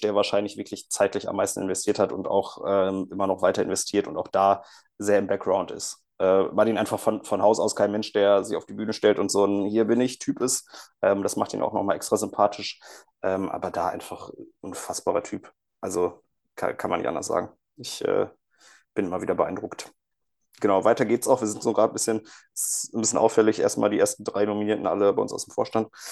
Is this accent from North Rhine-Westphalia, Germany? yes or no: yes; Cologne, North Rhine-Westphalia, Germany; als Kölner